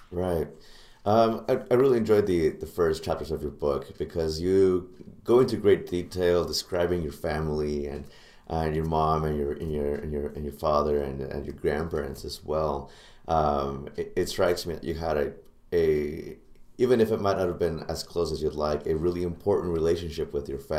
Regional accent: Liberia; now in St. Louis, United States; I was born in Liberia, West

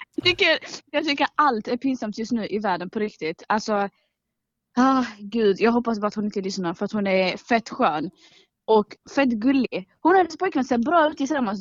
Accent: Malmö, Skåne, Sweden; Jag är uppvuxen i Rosengård

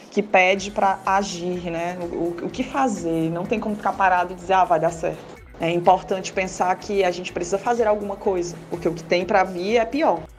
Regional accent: Northeast Region, Brazil; nós que somos do Nordeste e temos esse trabalho que carrega em si as ranhuras de um corpo nordestino

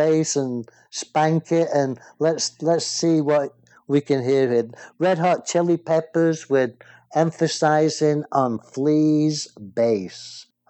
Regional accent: England, United Kingdom; born there; now in United States; is an American like me, but he's not really Australian, even though he was born in Australia like I was born in England.

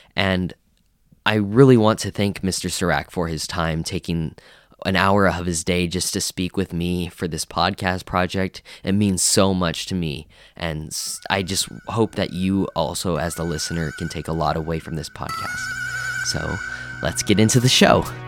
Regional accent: Colorado, United States; moved away; I'm originally from Colorado

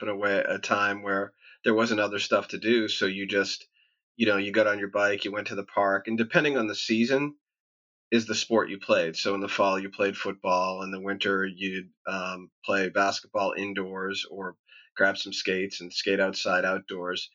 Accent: Boston, Massachusetts, United States; born and raised in Boston. So how was life growing up there? It was great. It was, I grew up in a blue-collar part of town

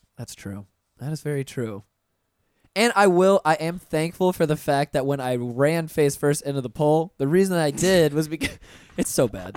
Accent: Pensacola, Florida, United States; moved away as an adult; also born or lived in Orlando, Florida; I'm originally from Pensacola, and when I moved down to Orlando uh, right after I graduated high school

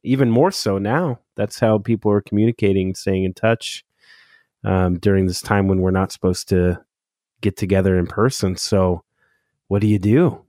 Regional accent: Southern California, United States; now in Oregon, United States; I'm originally from SoCal, which I know that'll shock a lot of native Oregonians, um, that a Southern California transplant lives here now

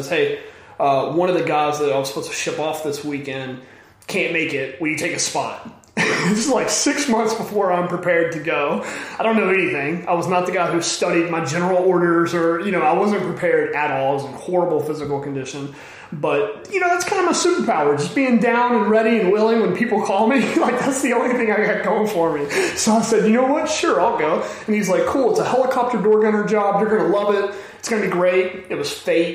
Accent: Southeast Texas, United States; I grew up in Southeast Texas

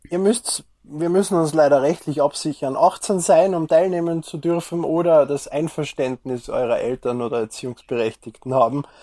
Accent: Austria; Was ich als Österreicher, als Bu noch

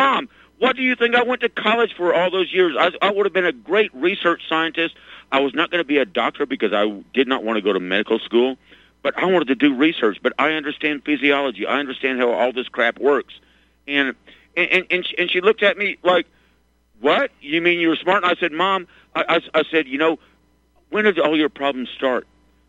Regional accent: Arkansas, United States; I grew up in Arkansas.

